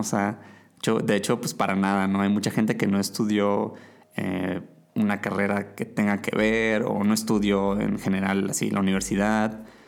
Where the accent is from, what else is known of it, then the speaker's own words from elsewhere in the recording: Mazatlán, Sinaloa, Mexico; Yo estaba estudiando mercadotecnia en la universidad en, Mazatlán, mi ciudad natal